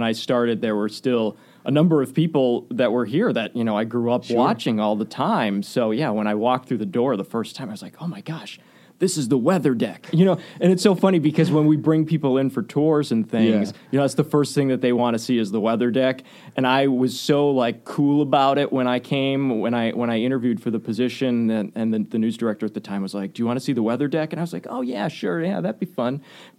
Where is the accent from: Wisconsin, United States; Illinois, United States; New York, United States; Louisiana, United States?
Wisconsin, United States; Waukesha; I grew up in Waukesha, went to Waukesha West High School. I'm a proud Wolverine.